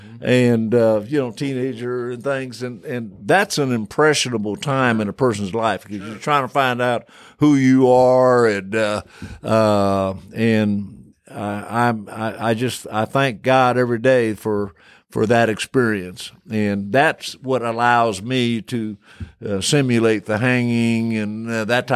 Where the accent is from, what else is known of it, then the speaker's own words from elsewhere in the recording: Illinois, United States; moved away as an adult; also born or lived in Texas; growing up in Illinois, I had always gone to integrated schools